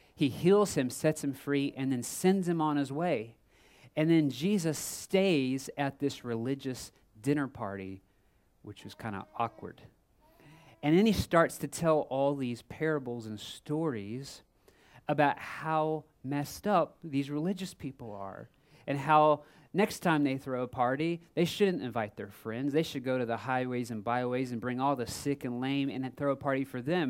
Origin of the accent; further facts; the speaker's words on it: Texas, United States; I'm from Texas, and my family always vacationed in Florida